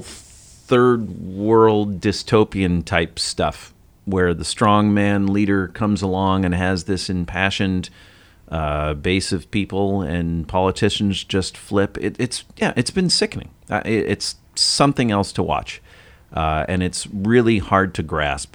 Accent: United States; I'm an American

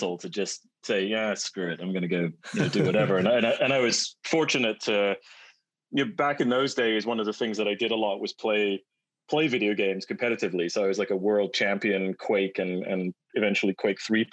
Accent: United Kingdom; moved away as an adult; also born or lived in Manchester; now in West Coast, United States; my British roots

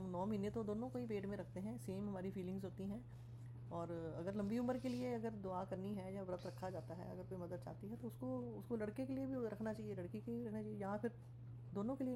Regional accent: Punjab, India; मुझे तो बचपन से ही मतलब बहुत बुरी लगती थी कि जैसे लोहड़ी सेरामनी होती है जैसे हम पंजाबी हैं

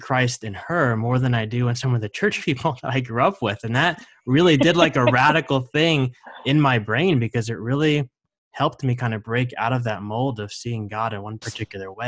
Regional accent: New Jersey, United States; I grew up in New Jersey and in a very conservative church setting

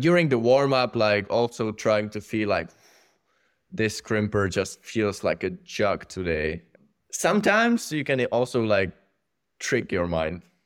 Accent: Czechia; growing up there

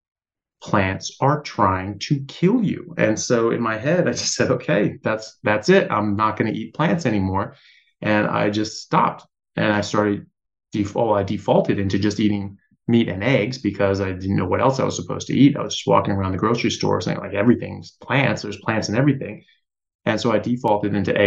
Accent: United States; I'm an American medical doctor

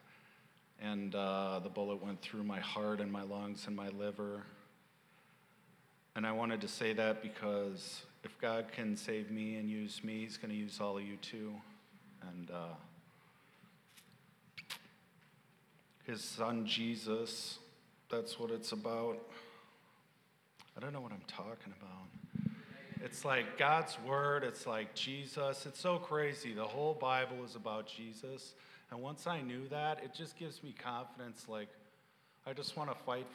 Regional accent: Minneapolis, Minnesota, United States; My background is I grew up in Minneapolis, south of Minneapolis

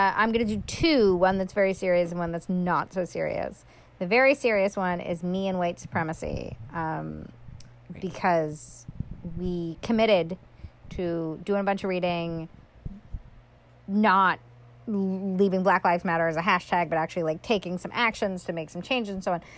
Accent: New York, United States; moved away; I'm from New York a lot of my very close friends still live in New York

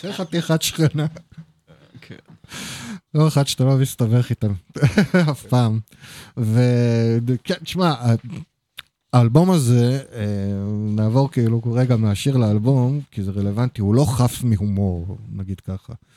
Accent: Haifa, Haifa District, Israel; אני חיפאי

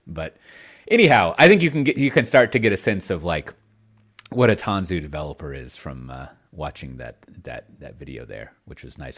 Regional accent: Austin, Texas, United States; moved away; I come from Austin, Texas, uh, a land of warmth

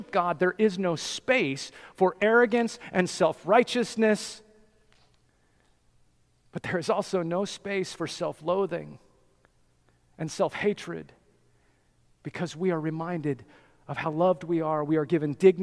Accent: Colorado, United States; I'm from Colorado. I grew up in the mountains.

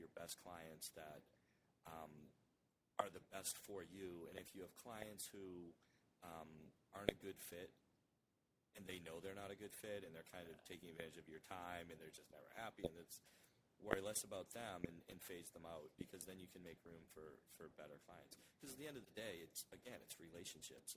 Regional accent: Halifax, Massachusetts, United States; also born or lived in Marshfield, Massachusetts; I grew up in Halifax, live in Marshfield

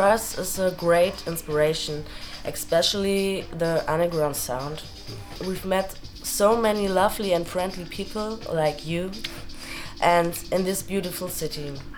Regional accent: Cologne, North Rhine-Westphalia, Germany; I come from Cologne too

